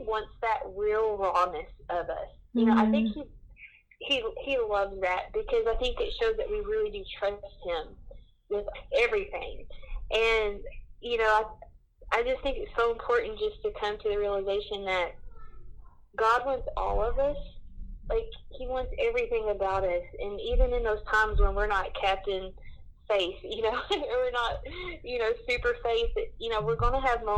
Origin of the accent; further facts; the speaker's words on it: the South, United States; I grew up in the South